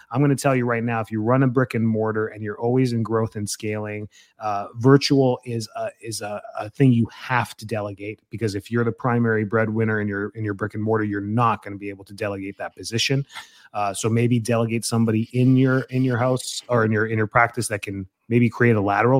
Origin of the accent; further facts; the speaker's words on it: Calgary, Alberta, Canada; my hometown up in Calgary, Canada